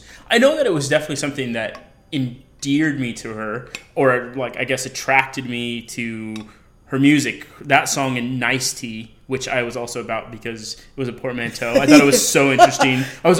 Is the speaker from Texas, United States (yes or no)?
no; Colorado, United States; moved away as an adult; now in New York, United States; I'm from Colorado.